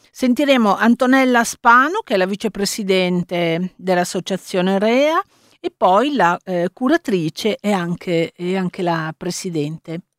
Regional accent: Turkey; Italian is a second language; Sono turca.

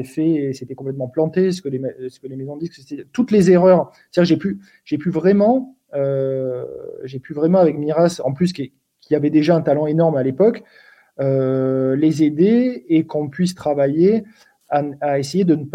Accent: Sweden; nous, en, en tant que suédois, c'est pas facile.

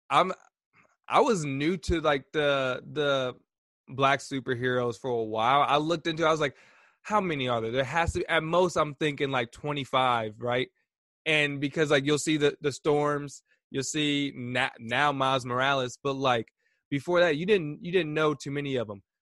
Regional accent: Indianapolis, Indiana, United States; I'm from Indianapolis. I'm from the Midwest. I don't know my African heritage.

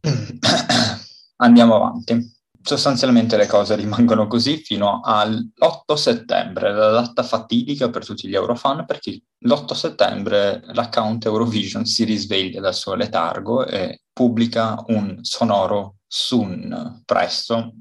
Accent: Romania; now in Italy; sono rumeno

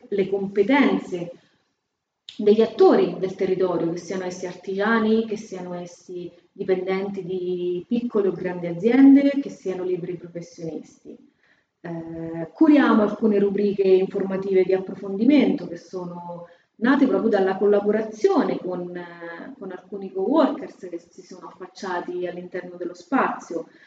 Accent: Fabriano, Marche, Italy; accent: Fabriano; moved away as an adult; non so se si sente ma sono di Fabriano, l'accento non manca. E, ehm, io sono nata a Fabriano

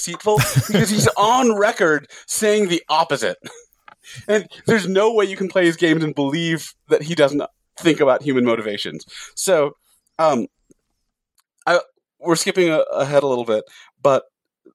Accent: San Jose, California, United States; now in Salt Lake City, United States; I grew up in San Jose

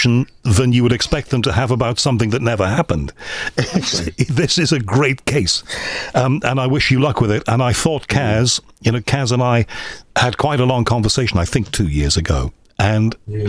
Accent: Crosby, North West England, United Kingdom; I was brought up in Crosby, near Liverpool

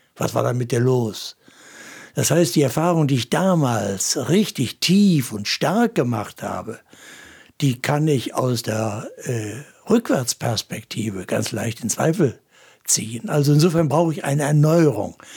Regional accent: Essen, North Rhine-Westphalia, Germany; now in Kassel, Germany; Als ich selbst zum Glauben gekommen war, so als Junge in der Großstadt Essen

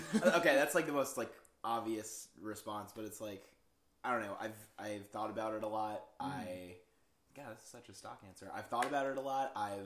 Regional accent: Wisconsin, United States; But I grew up in Wisconsin, and so a lot of like the suburb life in the Midwest is just like so isolating.

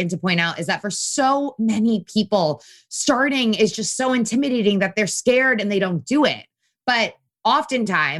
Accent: Connecticut, United States; I grew up in a really wonderful household in Connecticut, an Italian household

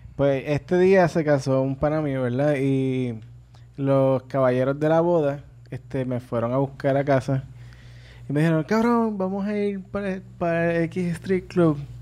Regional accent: Arecibo, Puerto Rico; yo soy de Arecibo

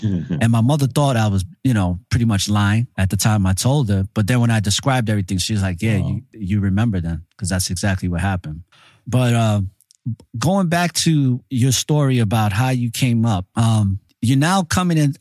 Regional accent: New York City, New York, United States; A lot of us growing up in New York City, in the Bronx, especially the Latinos

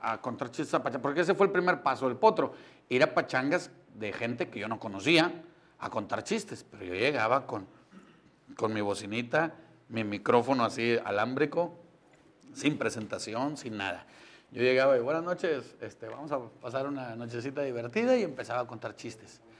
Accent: San Nicolás de los Garza, Nuevo León, Mexico; yo soy de San Nicolás de los Garza. Yo nací ahí en la Clínica 6, ahí en la Avenida Universidad. Me crié en la colonia Chapultepec

